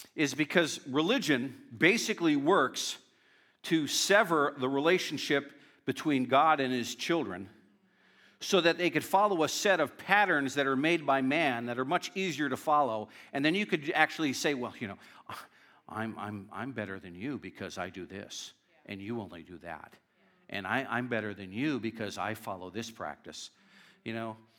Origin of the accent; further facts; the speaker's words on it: Northeast Pennsylvania, United States; I grew up in a very strong uh, Northeast Pennsylvania